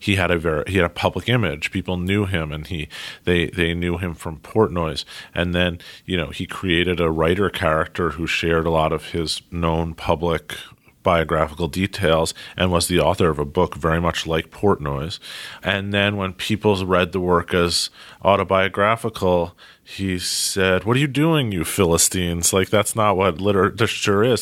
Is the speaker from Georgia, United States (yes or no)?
no; New York City, New York, United States; also born or lived in Princeton, New Jersey; I grew up in Manhattan. I have managed over the course of forty-two years to make it all the way to Brooklyn, where I am now